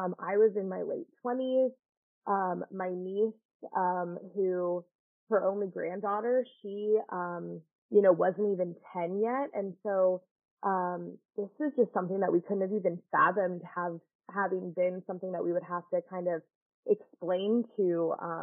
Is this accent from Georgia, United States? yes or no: yes; Georgia, United States; I'm from Georgia